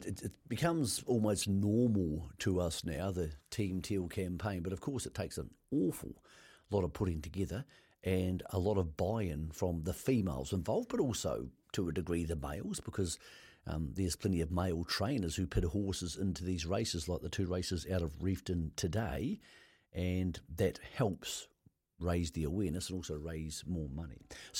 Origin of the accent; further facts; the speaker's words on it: Greymouth, West Coast, New Zealand; moved away; But I'm actually a Southern man, so I know the South doesn't claim me anymore, but I'm from Greymouth, so that makes you your Southern man.